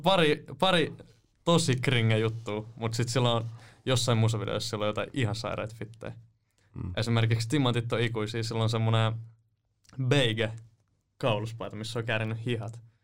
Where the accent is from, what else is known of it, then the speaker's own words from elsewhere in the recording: Nummela, Uusimaa, Finland; also born or lived in Helsinki; asunut Nummelassa